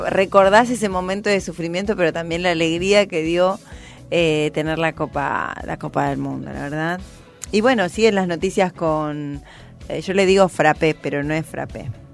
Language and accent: Spanish; Buenos Aires, Argentina; yo ya soy de Buenos Aires